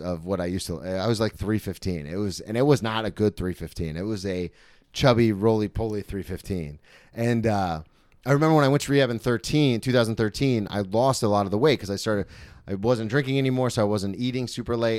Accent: Florida, United States; I grew up in Florida where spring break kinda comes to us

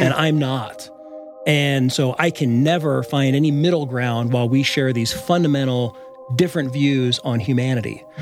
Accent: United States; now in Boulder, Colorado, United States; I was raised in America, too, as a white boy

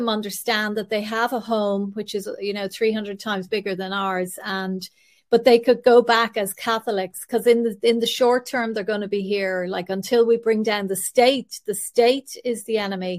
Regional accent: Ireland; because we as Irish

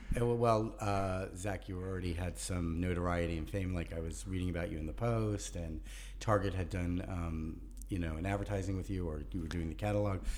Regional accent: New York City, New York, United States; also born or lived in Birmingham, Alabama / Charlotte, North Carolina; finally came to Brooklyn when I was five, and I arrived with a Southern accent

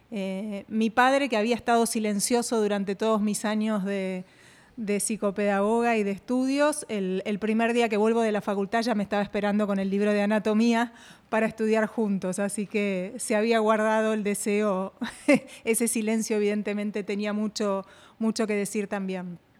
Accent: Argentina; Bueno, te cuento, yo soy argentina.

